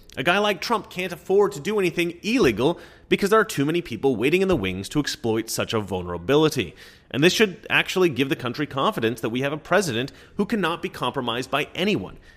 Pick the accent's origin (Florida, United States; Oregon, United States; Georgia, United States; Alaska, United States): Oregon, United States; I'm from Oregon